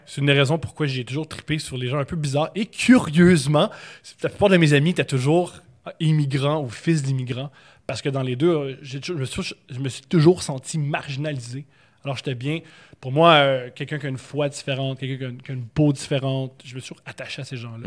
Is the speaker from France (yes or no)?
no; Montreal, Quebec, Canada; Je suis né à Montréal. Je suis né dans Rosemont Petite Patrie sur la rue Louis Aymon